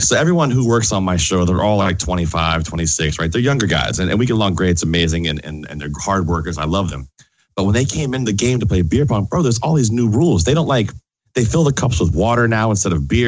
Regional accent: Richmond, Virginia, United States; I grew up in Richmond, Virginia

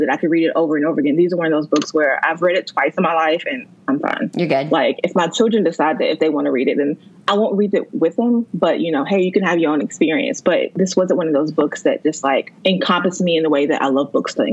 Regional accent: Pennsylvania, United States; i grew up in pennsylvania

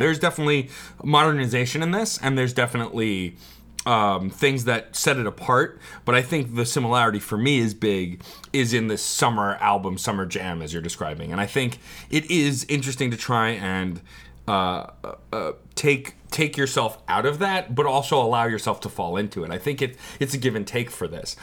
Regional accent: New York City, New York, United States; also born or lived in Staten Island, New York; I was born in Brooklyn, then moved to Staten Island. So technically my hometown is still Brooklyn.

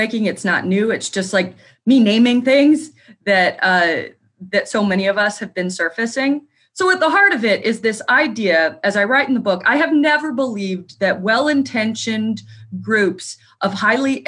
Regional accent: New Harmony, Indiana, United States; I grew up outside of New Harmony, Indiana

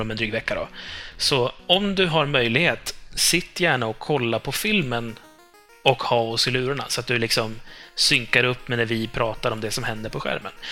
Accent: Norrland, Sweden; jag alltid avslöjar mig själv som typ norrlänning

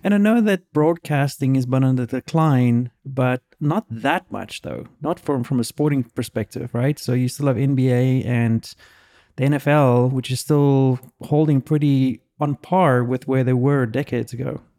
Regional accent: South Africa; now in United States; I grew up in South Africa

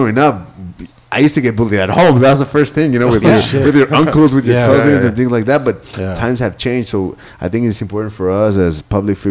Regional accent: Ciudad Juárez, Chihuahua, Mexico; I was born and raised in El Segundo Barrio, in Ciudad Juarez

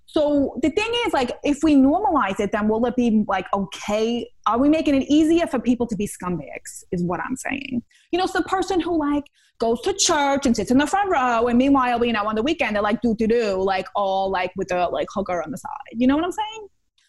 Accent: Queens, New York, United States; I know I'm from Queens and all this stuff, but I've been taking a feminist self-directed reading course.

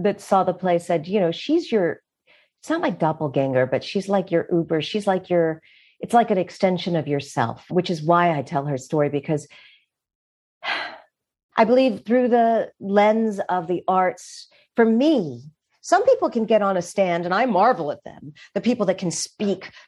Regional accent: Richmond, Virginia, United States; now in New York, United States; York is my adopted home, and it's where I feel more comfortable than anywhere in the world. But I'm from Richmond, Virginia

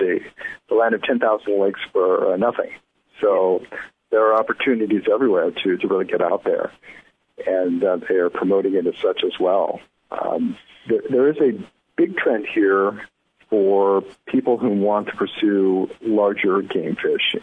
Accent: the West, United States; moved away; growing up in the West

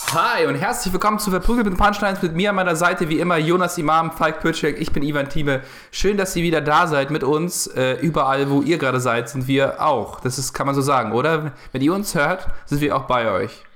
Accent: Ukraine; moved away; ich komme aus der Ukraine

